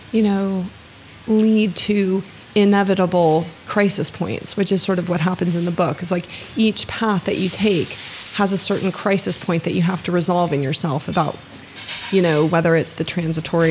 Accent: Florida, United States; I'm from Florida

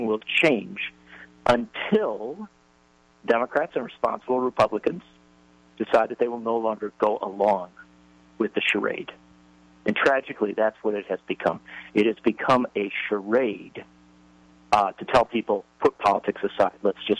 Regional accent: Wisconsin, United States; I grew up around skeet shooting and all the culture of guns in my home state of Wisconsin

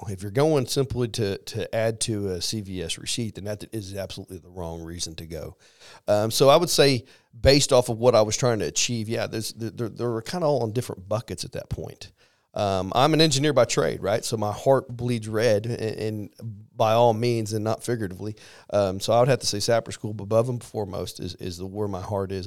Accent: Missouri, United States; moved away; I am from Missouri

